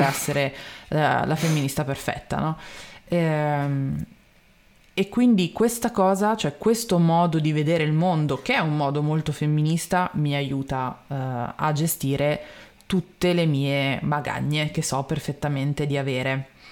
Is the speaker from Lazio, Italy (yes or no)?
no; Milan, Lombardy, Italy; io sono milanese imbruttita